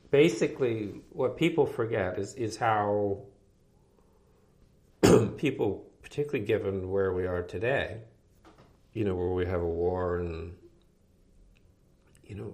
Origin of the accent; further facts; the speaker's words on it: New England, United States; and again, it was because I was from New England.